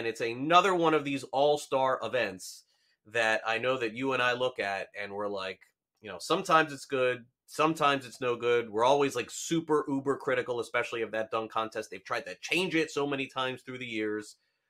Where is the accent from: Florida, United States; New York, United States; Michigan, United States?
Florida, United States; Florida, my home state